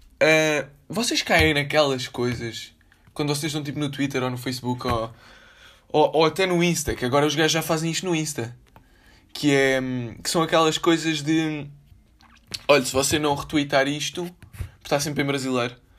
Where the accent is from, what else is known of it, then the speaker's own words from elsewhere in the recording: Lisbon, Portugal; Foi na maternidade Alfredo da Costa